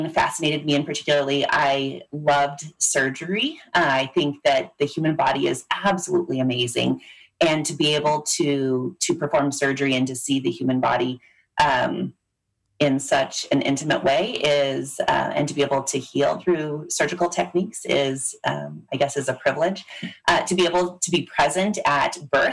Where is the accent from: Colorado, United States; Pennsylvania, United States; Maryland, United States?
Colorado, United States; Loveland; also born or lived in Kansas City, Missouri; I came back to my hometown of Loveland, where I still live about an hour outside of Denver.